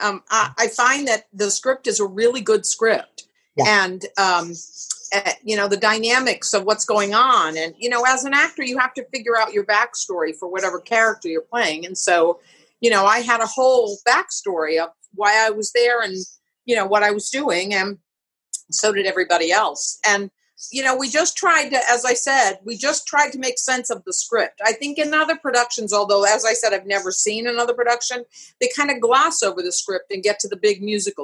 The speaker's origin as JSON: {"language": "English", "town": "North Providence", "region": "Rhode Island", "country": "United States", "tie": "born or raised there", "also_born_or_lived": "Philadelphia, Pennsylvania", "moved": "yes", "lives_now": "New York City, United States", "said": "I was born in Philadelphia, but I actually was moved from Philadelphia when I was 4 back to Rhode Island, where my parents were from. So I was raised in Rhode Island."}